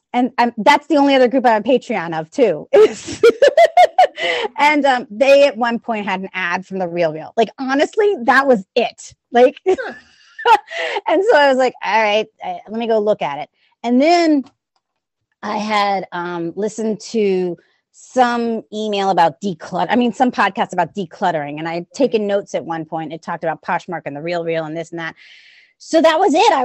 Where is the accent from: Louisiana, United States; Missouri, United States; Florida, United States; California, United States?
Louisiana, United States; New Orleans; I'm from New Orleans. So if you hear an accent or whatever